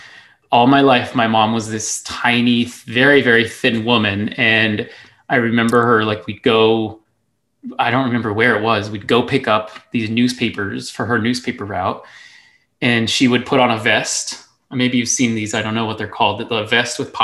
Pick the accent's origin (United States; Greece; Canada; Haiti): United States; El Paso, Texas; I grew up in the Lower Valley of El Paso, Texas, living with my grandparents